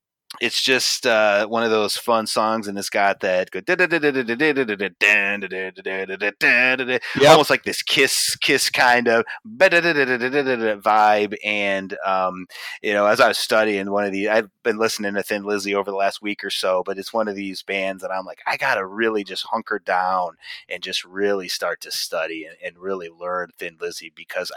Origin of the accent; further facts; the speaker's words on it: United States; being an American